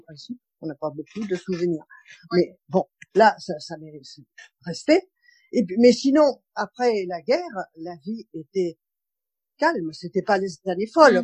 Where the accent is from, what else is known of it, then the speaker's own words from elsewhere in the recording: Marseille, Provence-Alpes-Côte d'Azur, France; moved away as an adult; also born or lived in Paris region; now in Seine-et-Marne, France; Je suis née à Marseille, je suis restée à Marseille jusqu'à 18 ans